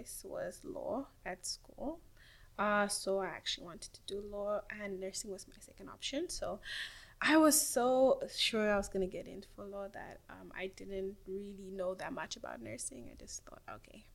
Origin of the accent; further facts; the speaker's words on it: South Africa; moved away as an adult; also born or lived in Rwanda; now in Canada; And I am from Rwanda, but I grew up in South Africa.